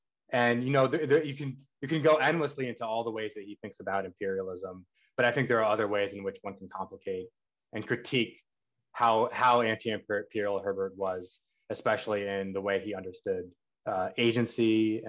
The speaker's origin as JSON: {"language": "English", "country": "Pakistan", "said": "And then, of course, also as a Pakistani, I have to shout out the Tlilaksu group"}